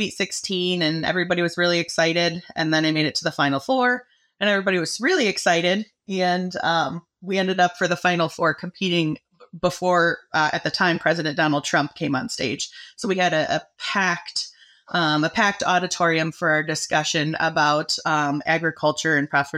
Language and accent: English; Michigan, United States; I'm hailing from Michigan.